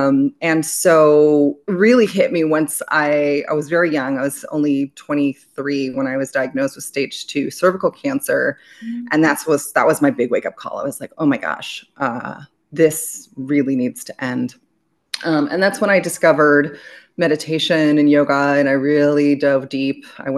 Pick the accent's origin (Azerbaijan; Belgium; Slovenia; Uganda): Belgium; also born or lived in United States; I was born in America, I was raised in Belgium, but I'm half Greek and all of my father's family is in Greece.